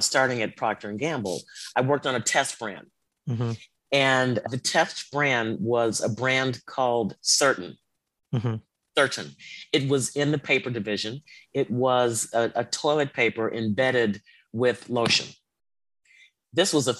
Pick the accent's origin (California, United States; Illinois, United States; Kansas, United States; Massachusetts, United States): Illinois, United States; Chicago; grew up in the South Side of Chicago in the 60s.